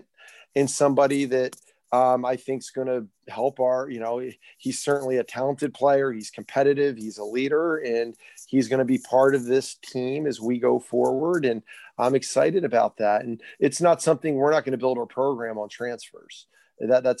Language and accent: English; Millville, New Jersey, United States; I'm from Millville, grew up in Millville